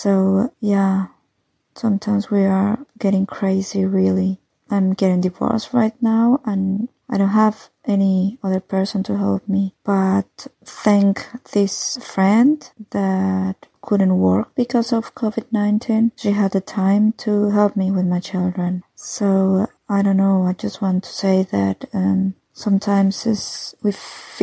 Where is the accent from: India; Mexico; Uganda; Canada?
Mexico; first language Spanish; English is a second language; now in Germany; I live in Germany and I come from Mexico